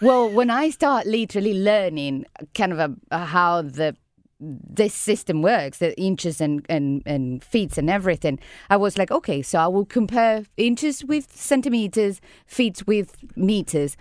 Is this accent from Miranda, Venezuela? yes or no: no; Caracas, Capital District, Venezuela; now in San Luis; I From Venezuela, I grew up in Caracas